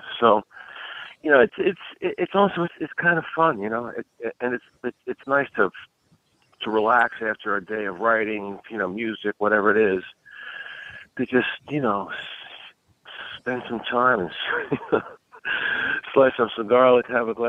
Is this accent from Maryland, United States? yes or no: yes; Baltimore, Maryland, United States; Once I get out, that's my hometown, believe me. You know, Baltimore Colts, Ravens, Orioles, you name it, man. I am there. I grew up, you know, 8 miles away from Memorial Stadium. So, I mean, I'm Baltimore all the way.